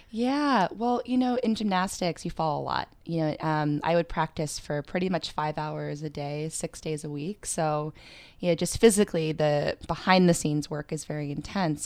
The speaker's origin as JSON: {"language": "English", "region": "Pennsylvania", "country": "United States", "moved": "yes", "lives_now": "New York City, United States", "said": "I'm originally from Pennsylvania"}